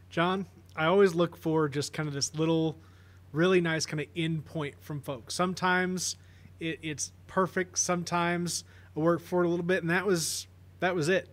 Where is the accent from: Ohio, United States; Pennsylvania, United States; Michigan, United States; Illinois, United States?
Illinois, United States; Carbondale; growing up in Carbondale